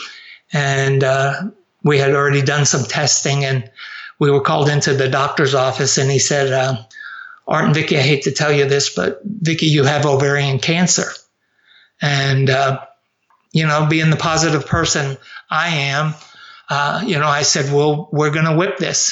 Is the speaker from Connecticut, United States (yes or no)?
no; Avoca, New York, United States; moved away as an adult; also born or lived in New Jersey; I grew up just south of Rochester in a place called Avoca